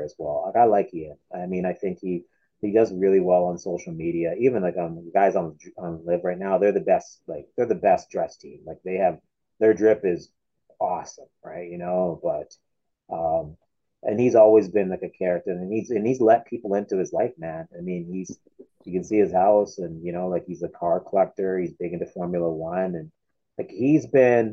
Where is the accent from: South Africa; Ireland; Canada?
Canada; I'm Canadian